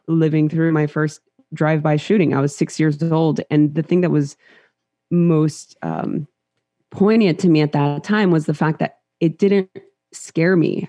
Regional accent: Los Angeles, California, United States; born or raised there; English is a second language

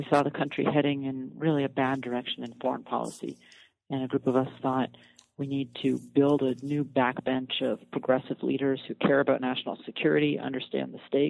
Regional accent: Fairbanks, Alaska, United States; also born or lived in Oxford / Colorado; now in Washington, D.C., United States; I'm from Fairbanks, Alaska, and that's a pretty rural frontier town, and that's probably the place that's closest to my heart.

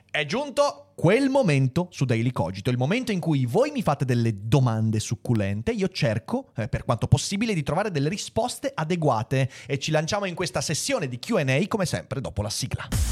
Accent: Veneto, Italy; da Veneto Doc

